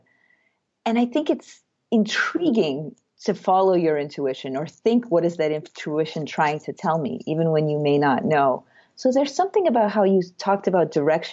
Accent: Russia; moved away; my background is that I'm from Russia

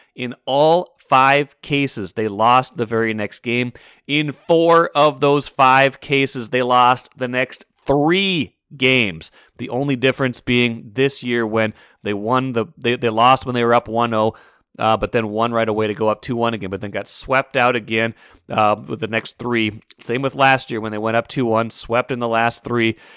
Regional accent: North Dakota, United States; now in Minnesota, United States; I am a Midwesterner, North Dakota native, Minnesotan for a long time now.

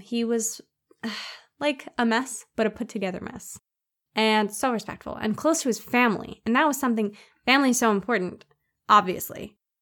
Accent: Philadelphia, Pennsylvania, United States; I was also born and raised in South Philly, where I still live

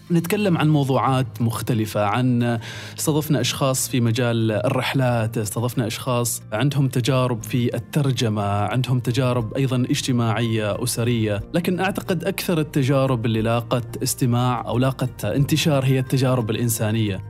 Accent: Oman; عندنا في عمان

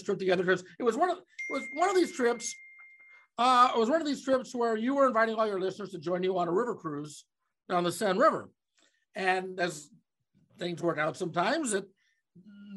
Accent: Omaha, Nebraska, United States; I'm from Omaha

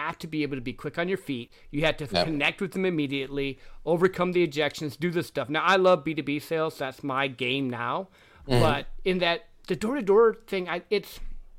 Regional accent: Midwest, United States; I grew up in the Midwest

